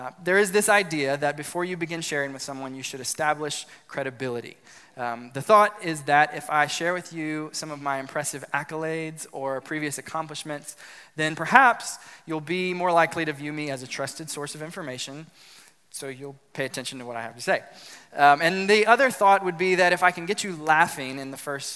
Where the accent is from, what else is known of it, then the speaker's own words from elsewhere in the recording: South Louisiana, United States; I grew up in South Louisiana